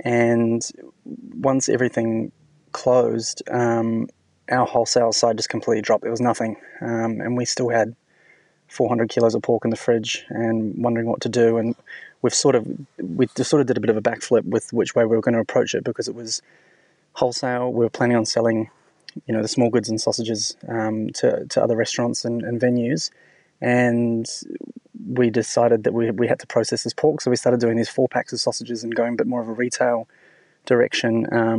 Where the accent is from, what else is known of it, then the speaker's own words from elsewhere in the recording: New Zealand; now in Sydney, Australia; I'm originally from New Zealand, and when my boss in New Zealand used to have his book in the office, and I always thought what an amazing restaurant it was, and came to Sydney